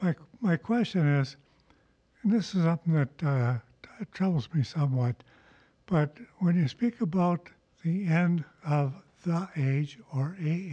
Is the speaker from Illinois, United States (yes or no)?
yes; Chicago, Illinois, United States; I'm from the Chicago area.